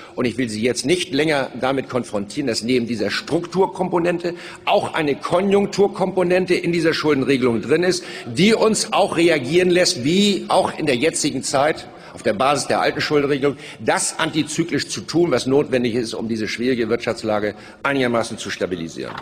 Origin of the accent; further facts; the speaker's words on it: Germany; als Deutsche